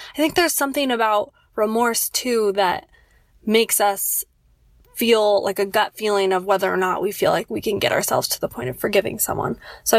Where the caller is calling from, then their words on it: Loma Linda, California, United States; Hi, Vanessa and Casper. … I'm from Loma Linda, California.